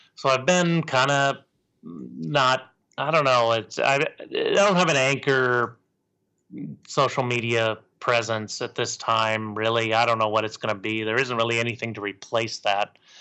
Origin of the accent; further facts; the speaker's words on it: Portland, Oregon, United States; I was born in Portland.